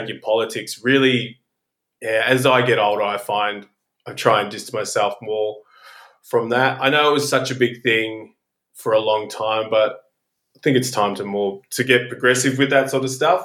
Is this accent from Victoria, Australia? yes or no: yes; Melbourne, Victoria, Australia; I am born and raised in Melbourne, Australia